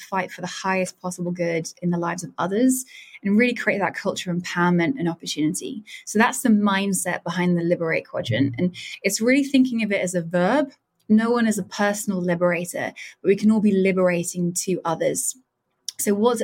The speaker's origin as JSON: {"language": "English", "country": "United Kingdom", "said": "I'm a Brit"}